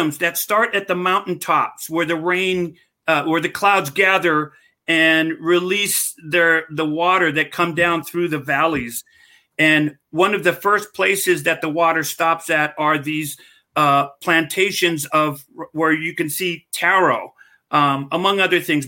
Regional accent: Hawaii, United States; as Hawaiian

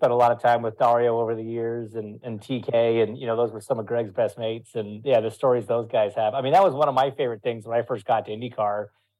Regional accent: Ontario, Canada; now in Indianapolis, United States; So I'm at my my home in Indianapolis. You know, I've been here a while now. So from, yeah, just outside the Toronto area, but I've been in Indy for 13 years now, I think.

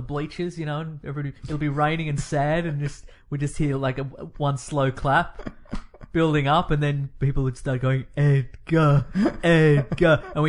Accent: Australia; accent: Australian; my regular accent and my Ocker Outback Australian accent

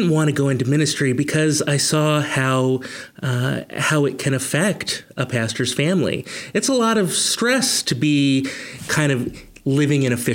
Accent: Rochester, New York, United States; also born or lived in Hudson, United States / Philadelphia, United States; And but I really say where I grew up was outside of Rochester, um, right along the shores of Lake Ontario.

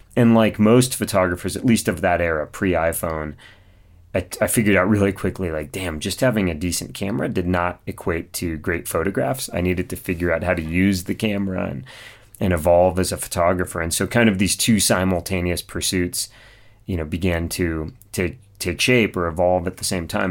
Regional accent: Mojave Desert of California, United States; I grew up in the Mojave Desert of California, so kind of out near Edwards Air Force Base.

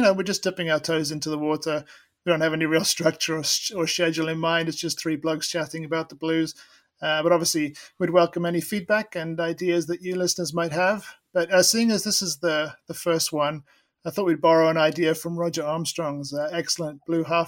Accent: South Africa; moved away; also born or lived in England; I was born and raised in South Africa

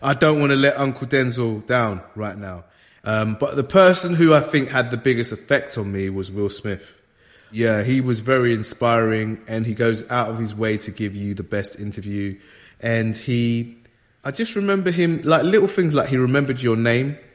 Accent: London, United Kingdom; I grew up in London

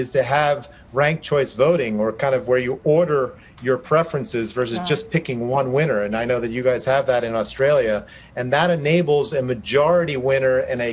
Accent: New Jersey, United States; I grew up in New Jersey

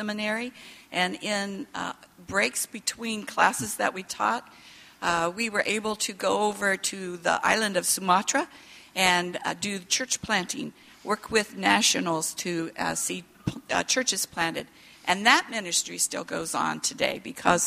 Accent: Indiana, United States; moved away as an adult; also born or lived in Indonesia; now in Orlando, United States; I grew up in Indiana

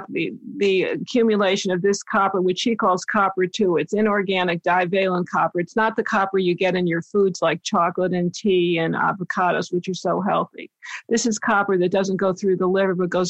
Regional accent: East Coast, United States; moved away; I'm from the East Coast originally

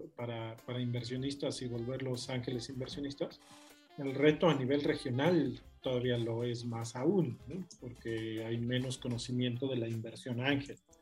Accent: Mexico; moved away as an adult; also born or lived in United Kingdom; nací en México, pero soy latinoamericano

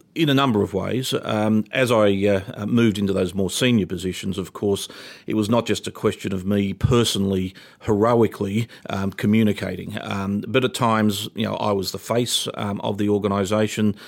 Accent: Toowoomba, Queensland, Australia; moved away as an adult; now in Canberra, Australia; I'm a boy from Toowoomba. I grew up in country Queensland

